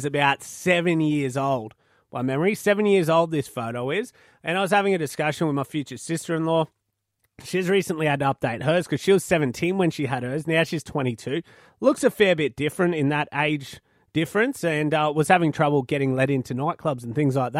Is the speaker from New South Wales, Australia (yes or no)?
no; Malanda, Queensland, Australia; my hometown of Malanda, I used to have a teacher that sung opera